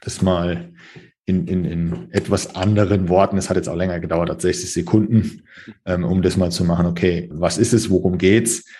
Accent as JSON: {"language": "German", "country": "Germany", "said": "bei uns in Deutschland"}